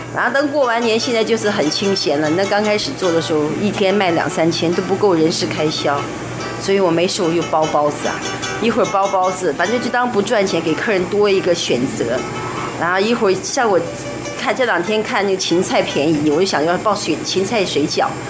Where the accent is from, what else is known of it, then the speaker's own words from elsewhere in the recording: Shandong, China; moved away as an adult; now in Taiwan; 我们山东人不吃